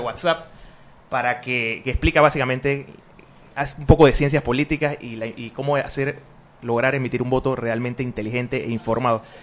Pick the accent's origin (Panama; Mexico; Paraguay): Panama; somos panameños